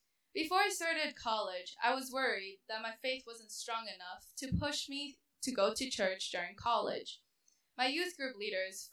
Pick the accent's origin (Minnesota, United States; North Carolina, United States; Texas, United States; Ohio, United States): Minnesota, United States; also born or lived in China; moved to Minnesota when I was 6 years old